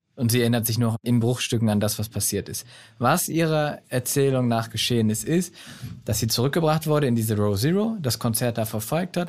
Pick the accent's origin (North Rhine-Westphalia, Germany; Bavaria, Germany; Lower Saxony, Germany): North Rhine-Westphalia, Germany; Solingen; Ich bin in Solingen aufgewachsen